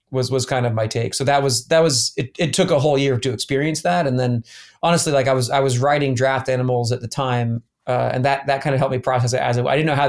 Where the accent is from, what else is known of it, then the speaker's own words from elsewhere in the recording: Columbus, Ohio, United States; born there; also born or lived in Atlanta; I was born in Columbus, Ohio, actually.